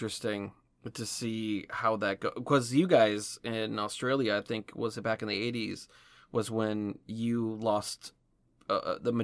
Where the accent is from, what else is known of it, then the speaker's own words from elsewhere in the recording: Alaska, United States; I was born and raised in Alaska